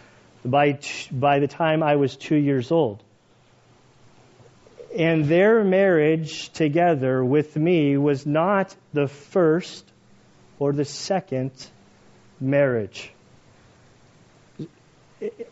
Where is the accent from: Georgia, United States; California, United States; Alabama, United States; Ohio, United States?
California, United States; I grew up in California